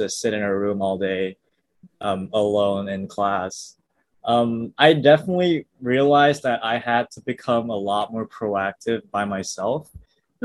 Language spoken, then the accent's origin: English; suburbs near Kuala Lumpur, Malaysia; first language English; moved away as an adult; now in Seattle, United States; I was born and raised, I guess, in the suburbs near Kuala Lumpur for the entirety of like 18 years